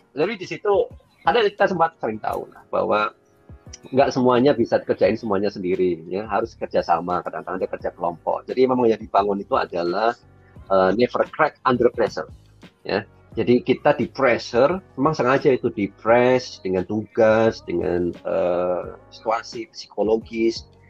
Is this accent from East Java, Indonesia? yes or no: yes; Bojonegoro, East Java, Indonesia; moved away as an adult; also born or lived in Bandung; aku tuh dari Bojonegoro. Bojonegoro itu Jawa Timur. Kemudian tinggalnya itu masih di, di, di desa, namanya desa Kenap.